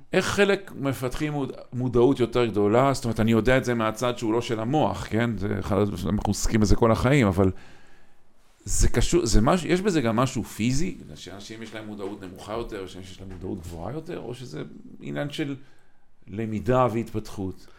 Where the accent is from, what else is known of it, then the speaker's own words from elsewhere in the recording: Kiryat Motzkin, Haifa District, Israel; moved away; אני גדלתי בקריית מוצקין